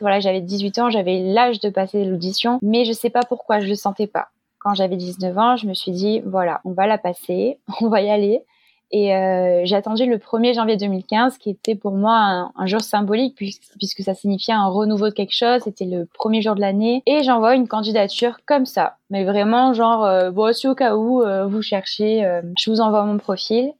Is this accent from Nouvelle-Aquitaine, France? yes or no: no; Marseille, Provence-Alpes-Côte d'Azur, France; moved away as an adult; also born or lived in Nice; now in Paris, France; ma ville natale, à Marseille